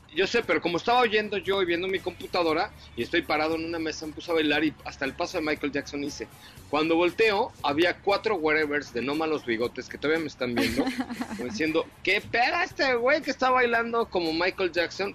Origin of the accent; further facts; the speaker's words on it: Mexico; now in United States; nosotros como mexicanos